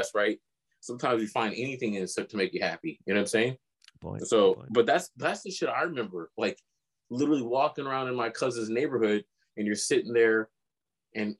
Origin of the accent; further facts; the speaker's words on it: Elk Grove, California, United States; also born or lived in El Centro; growing up in El Grove, though, back in the farm days